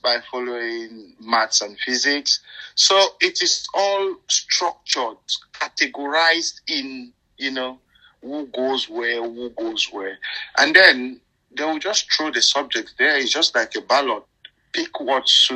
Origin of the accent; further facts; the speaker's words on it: Cameroon; now in United Kingdom; I grew up in Cameroon